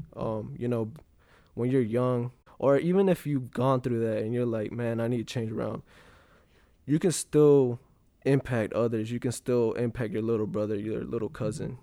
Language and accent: English; Graham, North Carolina, United States; I'm from Graham, North Carolina